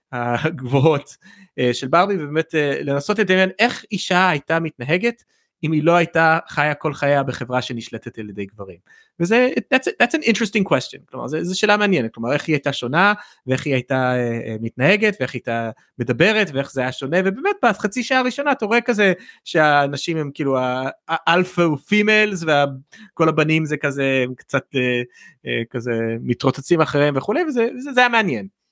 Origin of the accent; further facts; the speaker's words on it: United States; בתור אמריקאי